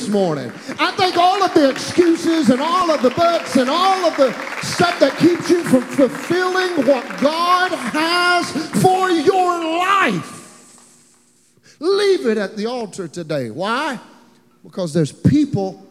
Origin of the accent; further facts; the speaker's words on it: Beaver Dam, Kentucky, United States; moved away as an adult; now in Nashville, United States; I grew up in Beaver Dam, Kentucky